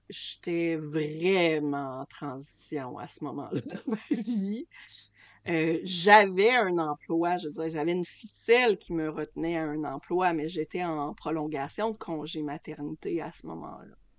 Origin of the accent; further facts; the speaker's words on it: Lac Saint-Jean, Quebec, Canada; moved away; also born or lived in Toronto; j'ai quitté le Lac Saint-Jean pour m'en aller à Toronto